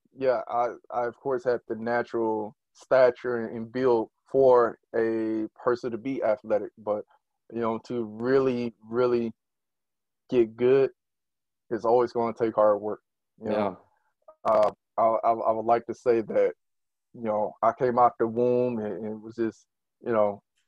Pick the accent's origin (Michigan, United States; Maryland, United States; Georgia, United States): Michigan, United States; Detroit; I am from the west side of Detroit, Michigan